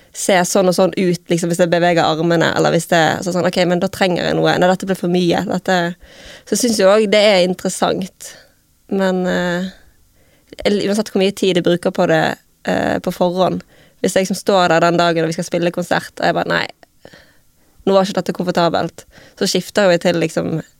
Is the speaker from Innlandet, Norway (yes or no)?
no; Bergen, Vestland, Norway; moved away; så bodde jeg hjemme i Arna